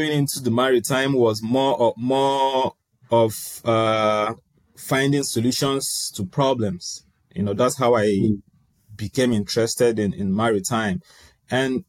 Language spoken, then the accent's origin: English; Nigeria; moved away as an adult; also born or lived in Rotterdam, Netherlands; now in Netherlands; I am originally from Nigeria. I came here for my master degree program 2 years ago in Hoge School, Rotterdam